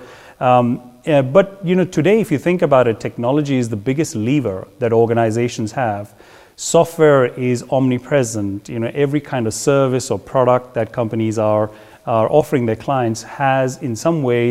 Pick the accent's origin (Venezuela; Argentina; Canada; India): India; moved away as an adult; also born or lived in Belgium / England / Netherlands; born in India and, I'm a Belgian by my nationality.